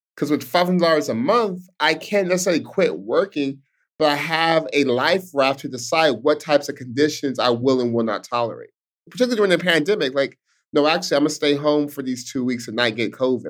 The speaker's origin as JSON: {"language": "English", "town": "Stockton", "region": "California", "country": "United States", "tie": "born or raised there", "said": "I'm born and raised in Stockton, California, Stockton's home"}